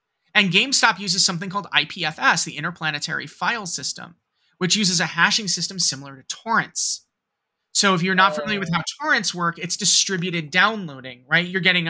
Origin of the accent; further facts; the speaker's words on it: New York, United States; also born or lived in Cincinnati, Ohio; I'm from the Metro New York area. I was born and raised here. 9/11 hit home, quite literally.